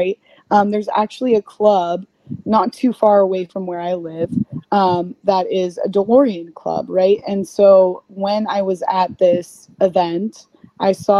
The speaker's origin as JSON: {"language": "English", "country": "United States", "said": "we are two girls from the States"}